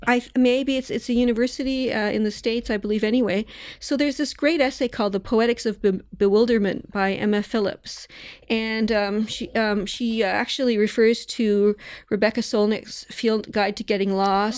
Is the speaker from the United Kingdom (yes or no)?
no; Toronto, Ontario, Canada; moved away; I grew up in Toronto